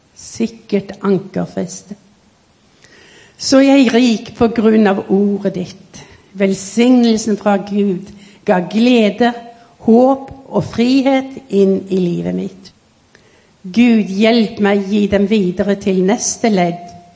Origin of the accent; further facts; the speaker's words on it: Norway; Så i 1936 så kom jeg på ferie hjem til Norge, mm. og da ble jeg født.